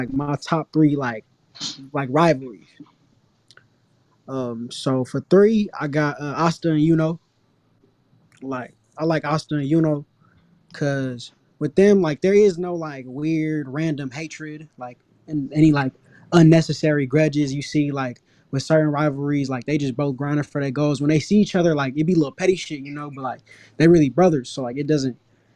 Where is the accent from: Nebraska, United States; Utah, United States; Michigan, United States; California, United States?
California, United States; Northern; now in San Diego, United States; I'm from California. I'm from Northern California. But right now I'm living in San Diego